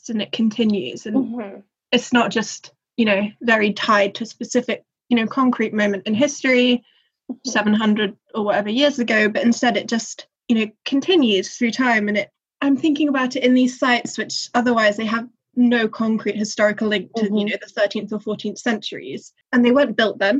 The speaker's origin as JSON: {"language": "English", "town": "Nottingham", "region": "East Midlands", "country": "United Kingdom", "tie": "born or raised there", "said": "I grew up in Nottingham"}